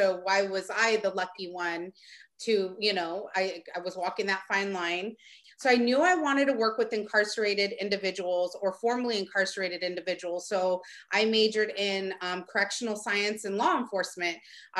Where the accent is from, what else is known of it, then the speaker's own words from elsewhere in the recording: Stockton, California, United States; I'm from Stockton.